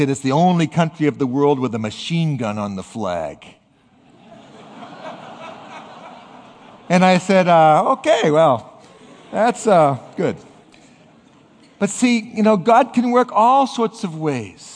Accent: New England, United States; I'm from New England

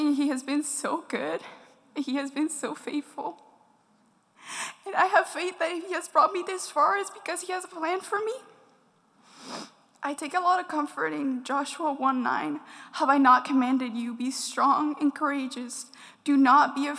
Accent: Dominican Republic; I was born and raised in the Dominican Republic

